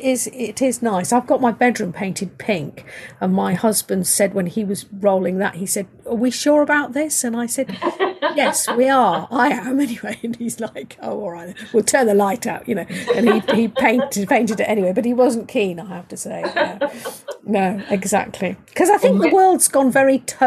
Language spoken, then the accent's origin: English; United Kingdom; I'm British